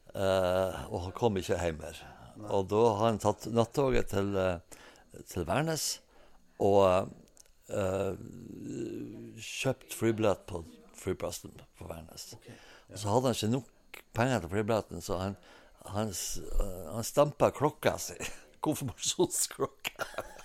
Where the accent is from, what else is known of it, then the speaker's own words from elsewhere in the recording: Hemnesberget, Nordland, Norway; Jeg er født og oppvokst eh, på 50-tallet på Hemnesberget